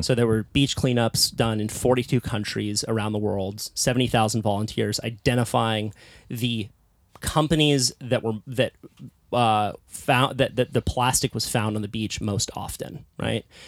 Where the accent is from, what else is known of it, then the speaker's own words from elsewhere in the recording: Santa Cruz, California, United States; I was also born into a hippie little surf town called Santa Cruz